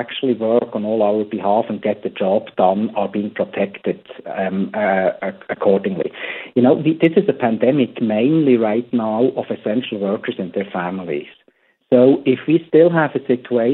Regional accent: Switzerland; now in United States; I come from Switzerland

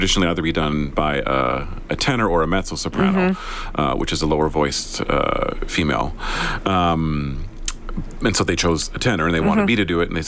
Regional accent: Southern Alberta, Canada; also born or lived in Sherwood Park, Alberta; now in Edmonton, Canada; I was born in Southern Alberta. Okay. We've lived in Sherwood Park, Edmonton for quite a long time

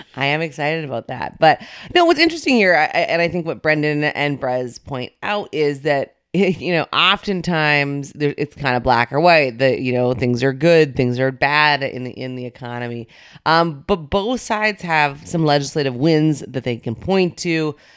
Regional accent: North Dakota, United States; moved away; my home state of North Dakota

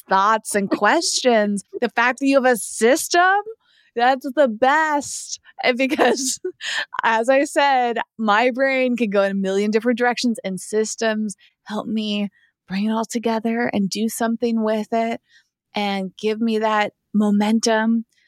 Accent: East Coast, United States; moved away; I grew up on the East Coast

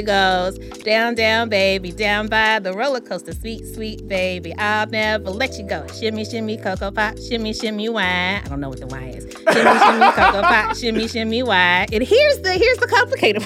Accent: Louisville, Kentucky, United States; my hometown of Louisville

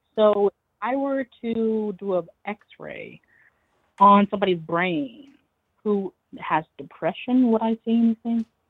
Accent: Long Island, New York, United States; moved away as an adult; also born or lived in Queens, New York / Connecticut; now in Hartford, United States; I'm from Long Island. I grew up on Long Island. Then I was living in Queens through COVID and everything. And then I wound up moving, um, to Connecticut

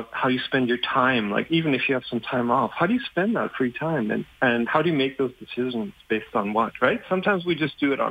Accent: Germany; English is a second language; moved away; English isn't even my first language. So having grown up in Germany

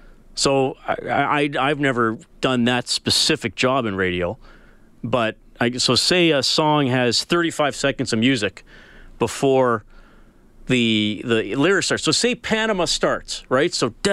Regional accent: Evansburg, Alberta, Canada; Hey, here's one that takes me back to my summers growing up in Evansburg.

